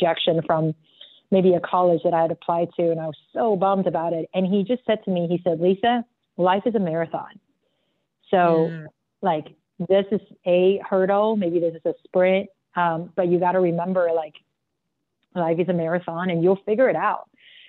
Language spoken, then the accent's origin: English; South Africa; I grew up in South Africa and I just felt always so like an outsider.